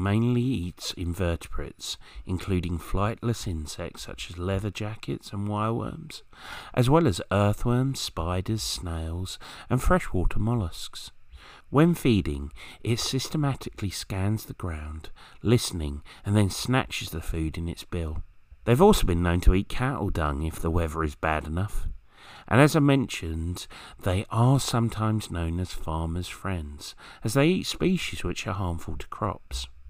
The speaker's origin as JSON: {"language": "English", "area": "Kent", "region": "South East England", "country": "United Kingdom", "tie": "born or raised there", "said": "where I grew up in Kent"}